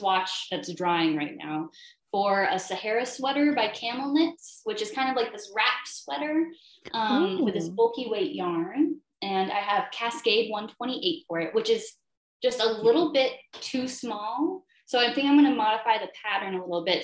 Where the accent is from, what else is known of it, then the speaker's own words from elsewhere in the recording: Saranac Lake, New York, United States; I'm from Saranac Lake area in New York State